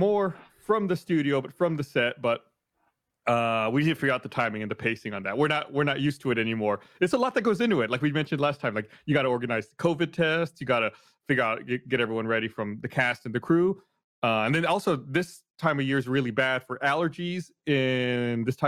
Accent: Austin, Texas, United States; moved away; I was born in Austin. You know, I lived here when I was young. Moved away. Moved back to Austin 23 years ago now.

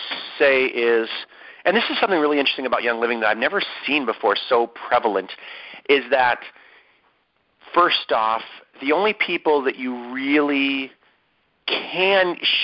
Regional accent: Ohio, United States; moved away; from Ohio, my home state

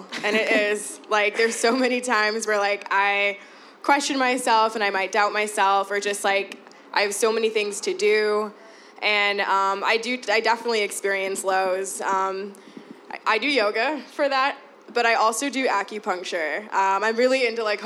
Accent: Chicago, Illinois, United States; I'm born and raised here. I've always lived in the city. I was born in Bronzeville, but I moved to Humboldt Park when I was about, like, 9, so I pretty much was raised there.

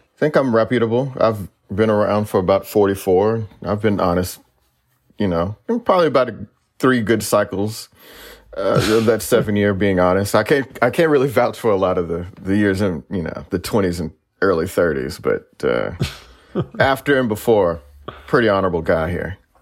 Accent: Texas, United States; I'm a Texan

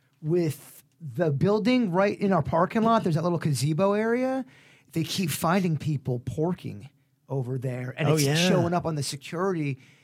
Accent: Palm Beach, Florida, United States; They treated me like an outsider because I was from South Florida, Palm Beach.

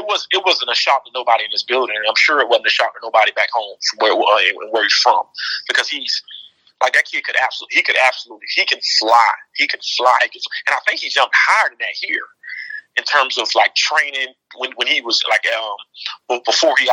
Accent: Immokalee, Florida, United States; moved away; I'm from Immokalee

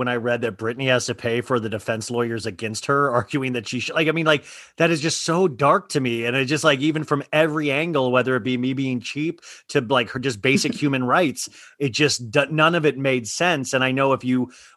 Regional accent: Kansas, United States; I grew up in Kansas, middle class

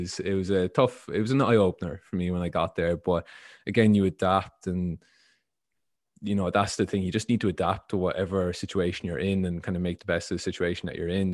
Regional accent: Ireland; moved away; I grew up in Ireland

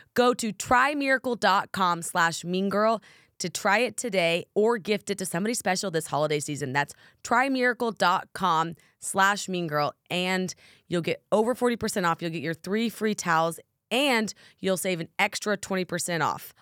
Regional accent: Oklahoma, United States; I'm from Oklahoma

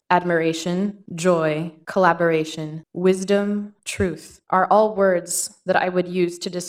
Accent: San Antonio, Texas, United States; I'm a 27 year old native of San Antonio, Texas.

